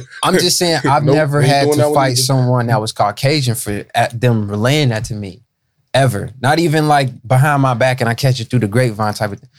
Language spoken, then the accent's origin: English; Cincinnati, Ohio, United States; born or raised there